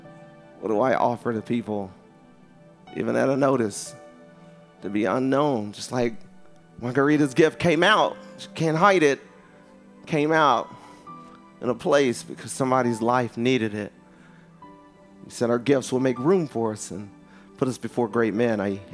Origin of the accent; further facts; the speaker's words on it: Philadelphia, Pennsylvania, United States; I'm from Philly.